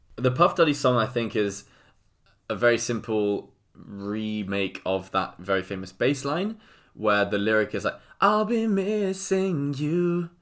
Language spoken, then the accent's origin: English; England, United Kingdom; I'm English.